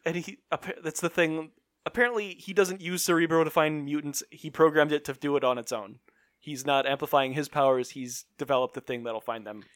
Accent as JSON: {"language": "English", "region": "Illinois", "country": "United States", "said": "We're from Illinois"}